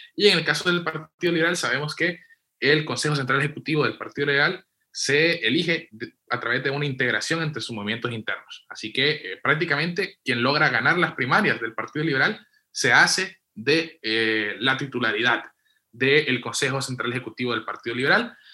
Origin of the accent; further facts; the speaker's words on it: western Honduras, Honduras; Yo que soy de Occidente, te digo, en Copán y Lempira